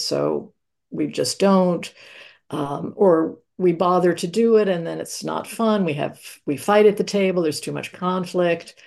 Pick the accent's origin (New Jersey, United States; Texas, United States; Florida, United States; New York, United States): New York, United States; New York City; I grew up in New York City in Manhattan